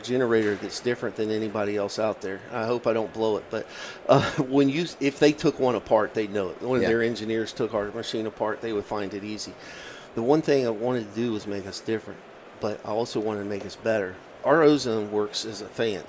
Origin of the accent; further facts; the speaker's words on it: Virginia, United States; my home state of Virginia